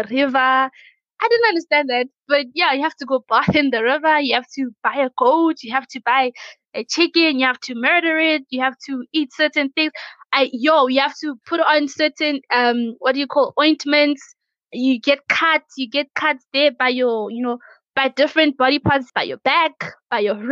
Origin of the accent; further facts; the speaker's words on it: Limpopo, South Africa; I'm from Africa.